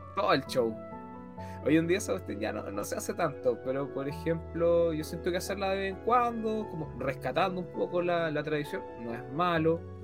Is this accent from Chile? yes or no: yes; Chile; todos somos chilenos